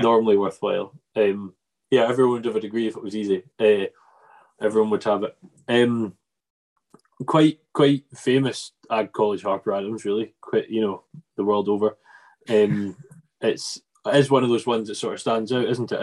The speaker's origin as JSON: {"language": "English", "area": "Arran", "region": "Scotland", "country": "United Kingdom", "also_born_or_lived": "Ayrshire", "said": "we're from Arran, which is heavily beef and sheep"}